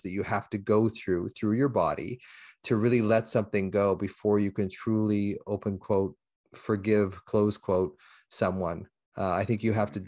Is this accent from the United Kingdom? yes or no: no; Canada; I'm from Canada, eh?